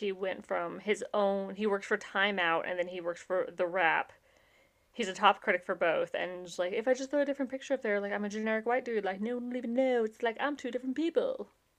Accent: Appalachia, United States; I'm from the Appalachians.

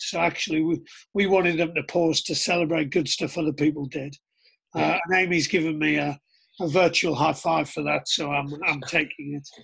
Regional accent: Middlesbrough, North East England, United Kingdom; I was born in Middlesbrough in 1975

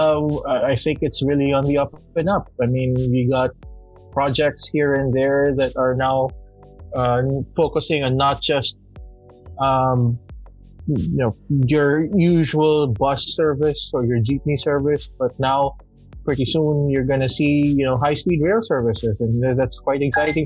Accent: Makati, Metro Manila, Philippines; I'm from Makati

